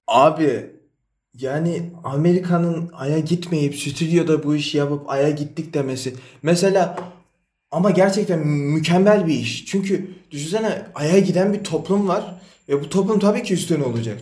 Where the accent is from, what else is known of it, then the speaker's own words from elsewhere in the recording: Erzurum, Turkey; ben de Erzurumluyum.